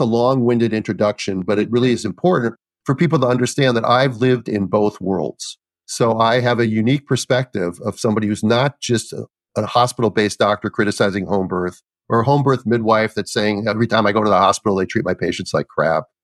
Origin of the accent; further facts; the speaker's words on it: Minnesota, United States; I grew up in Minnesota